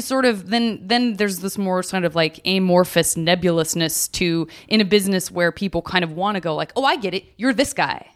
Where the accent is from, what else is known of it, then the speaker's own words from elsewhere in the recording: Chicago, Illinois, United States; born and raised in Chicago, went to an arts elementary school